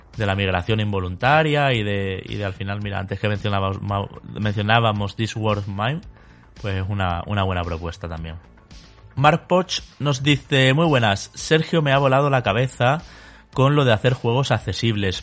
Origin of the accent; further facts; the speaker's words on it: Spain; nuestro país, España